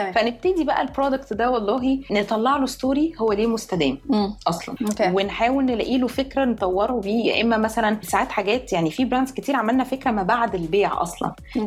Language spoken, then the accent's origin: Arabic; Egypt; احنا كمصريين